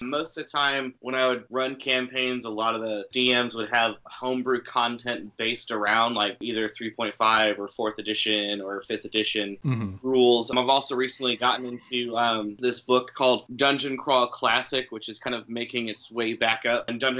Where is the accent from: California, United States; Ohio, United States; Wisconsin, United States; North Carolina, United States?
California, United States; now in Chattanooga, United States; I'm originally from California, but I'm finding myself living in Chattanooga, Tennessee right now.